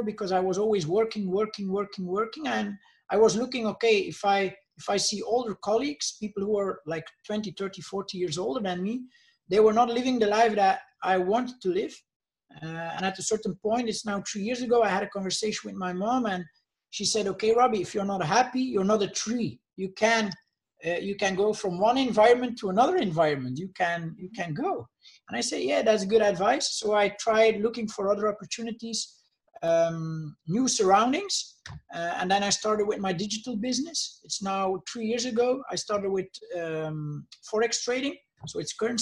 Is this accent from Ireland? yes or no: no; Bruges, Flanders, Belgium; I'm from Bruges, Belgium. They call it the Venice of the North.